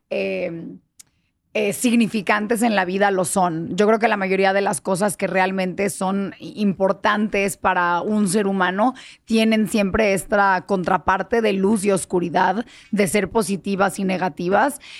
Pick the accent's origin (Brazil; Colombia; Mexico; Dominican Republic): Mexico; also born or lived in United States; ya llevo la mitad de mi vida viviendo en México, pues ya me siento yo totalmente, digo, soy mexicana de padres mexicanos, ¿no? Pero me siento yo en realidad mucho más mexicana que estadounidense por mucho.